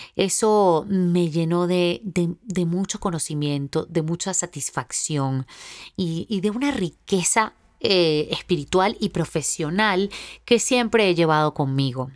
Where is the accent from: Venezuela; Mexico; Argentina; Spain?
Venezuela; also born or lived in Boston; en mi país, en Venezuela